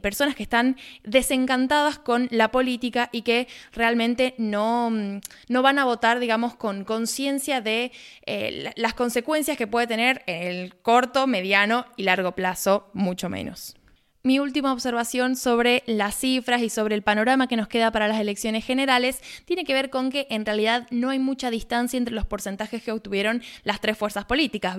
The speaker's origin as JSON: {"language": "Spanish", "country": "Argentina", "said": "haciendo periodismo desde Argentina"}